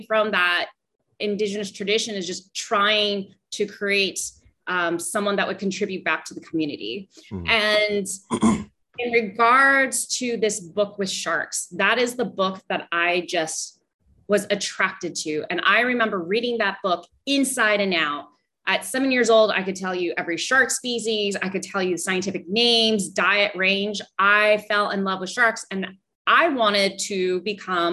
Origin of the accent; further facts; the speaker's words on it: Los Angeles, California, United States; moved away as an adult; now in Belize; I'm originally from Los Angeles, California